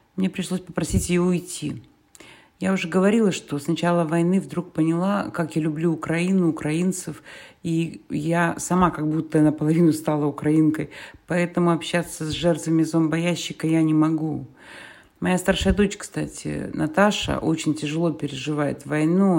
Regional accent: Perm, Perm Krai, Russia; moved away as an adult; в моем родном городе Перми

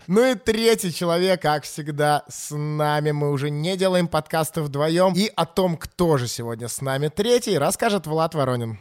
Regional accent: Saint Petersburg, Russia; я вообще из Питера

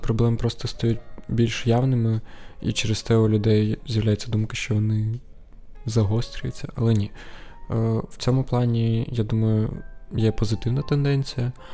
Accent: Sumy, Sumy Oblast, Ukraine; я із Сум

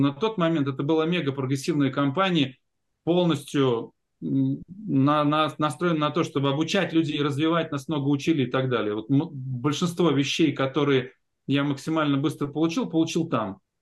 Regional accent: Ulyanovsk, Ulyanovsk Oblast, Russia; moved away as an adult; Я из Ульяновска приехал

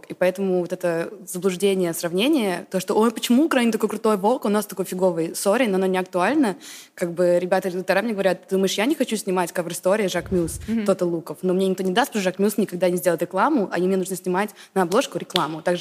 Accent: England, United Kingdom; also born or lived in United States; Я выросла в Англии, Америке, и когда я приезжала сюда на каникулы, то мне было очень странно

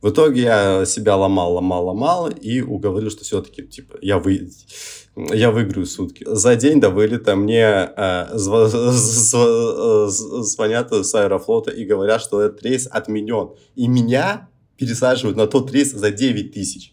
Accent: Olenegorsk, Murmansk Oblast, Russia; я же сам из Оленегорска

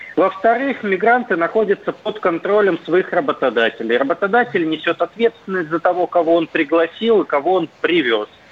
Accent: Perm, Perm Krai, Russia; я вот сам из Перми

